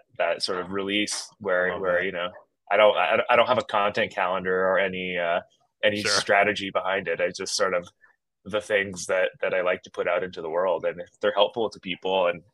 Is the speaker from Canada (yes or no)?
yes; Canada; moved away; I grew up in Canada, went to a tiny community college that was basically a mining school with an art wing